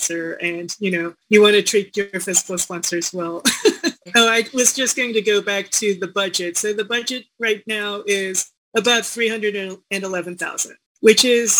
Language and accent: English; Washington, District of Columbia, United States; moved away as an adult; also born or lived in Seongnam, South Korea / Chicago; now in Denver, United States; I came over to Chicago and then I somehow came over to the DC area to grow up